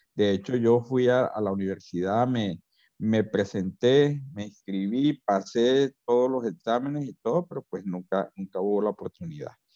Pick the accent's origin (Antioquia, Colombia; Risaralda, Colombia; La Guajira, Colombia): La Guajira, Colombia; Riohacha; also born or lived in Bogotá / Manaure / Bilbao; yo me quiero ir de este pueblo, yo en ese entonces no valoraba lo que era este terruño